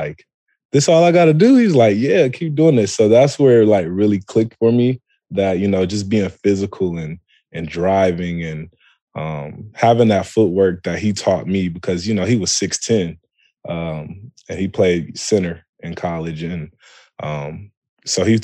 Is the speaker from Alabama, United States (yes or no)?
no; Toledo, Ohio, United States; also born or lived in Columbus, Ohio; I'm born and raised in Toledo, Ohio.